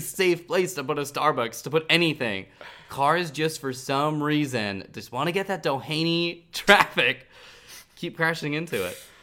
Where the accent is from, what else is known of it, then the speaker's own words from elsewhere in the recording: Northern California, United States; now in Los Angeles, United States; I'm from Northern California